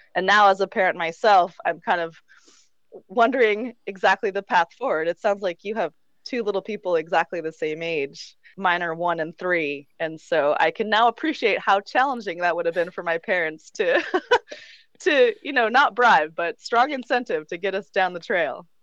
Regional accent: Vermont, United States; moved away as an adult; also born or lived in Quebec / Colorado; now in Mexico; I actually grew up right on the border of Vermont and Quebec

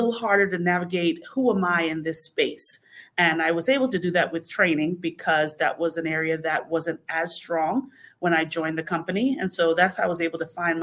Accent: Bahamas; moved away; I am originally from the Bahamas

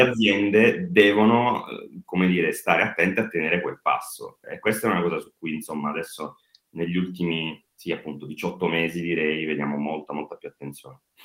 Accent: Apulia, Italy; Noi che siamo pugliesi

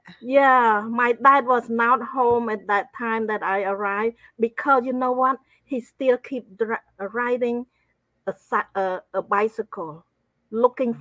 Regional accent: Cambodia; I grew up in Cambodia

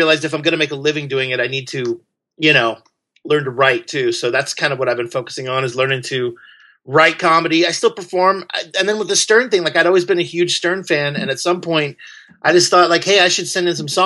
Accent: Southern Illinois, United States; moved away; also born or lived in Belleville, Illinois / San Francisco; I grew up in Southern Illinois. Farm towns

